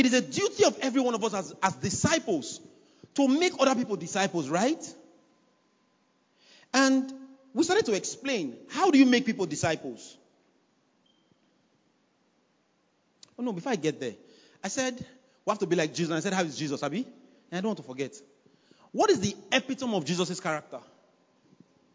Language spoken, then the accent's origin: English; Nigeria; I'm a Nigerian.